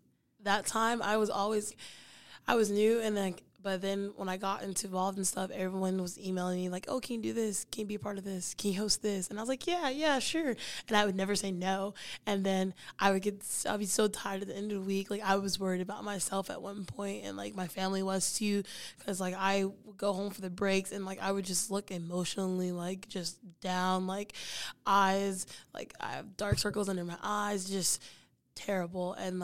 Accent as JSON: {"language": "English", "region": "Texas", "country": "United States", "moved": "as an adult", "said": "I was like, oh, I'm new to New Mexico. I was like, I was from Texas, new to New Mexico."}